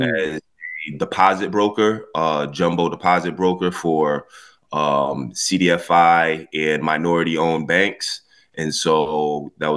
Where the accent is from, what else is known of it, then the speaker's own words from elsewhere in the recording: Florida, United States; also born or lived in Connecticut, United States / New York, United States; I was born in Connecticut. When I was 8, I moved down to Florida with my grandmother for 5 years. So, you know, from the time I was 8 to 13, during those formative years, I was here in Florida